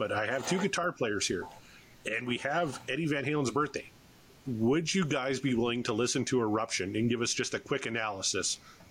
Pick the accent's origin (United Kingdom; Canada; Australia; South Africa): Canada; because I'm a Canadian, so I am all in on ….